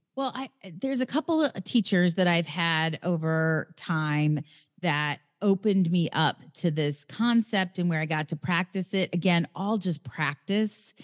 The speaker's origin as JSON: {"language": "English", "town": "Raytown", "region": "Missouri", "country": "United States", "moved": "yes", "lives_now": "Venice, California, United States", "said": "I live in L A, in Venice, California, and I come from the Midwest, Raytown, Missouri"}